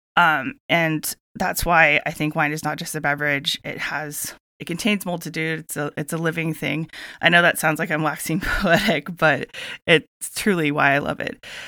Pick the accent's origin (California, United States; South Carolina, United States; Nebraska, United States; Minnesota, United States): California, United States; Santa Barbara; Growing up in Santa Barbara